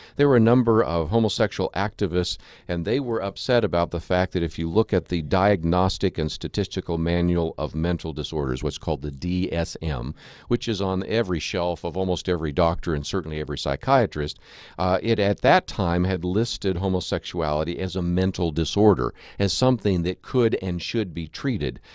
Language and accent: English; Berkeley, California, United States; I was born in Berkeley, California